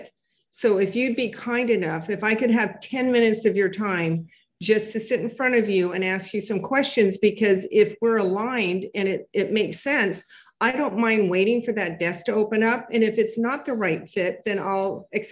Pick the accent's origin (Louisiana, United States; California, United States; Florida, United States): California, United States; Southern; moved away as an adult; now in New York City, United States; I was born here, but I was raised in Southern California, and I moved back to New York 22 years ago